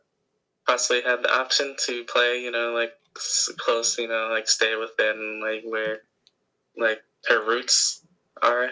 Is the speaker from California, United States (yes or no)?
no; Illinois, United States; our estate in Illinois